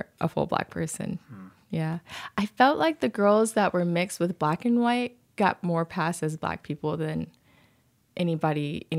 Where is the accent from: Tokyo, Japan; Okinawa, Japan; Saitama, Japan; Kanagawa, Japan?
Okinawa, Japan; born there; I used to lie about where I was born because I was born in Okinawa. I would lie and say I was born in Ohio, which is way less cool than Okinawa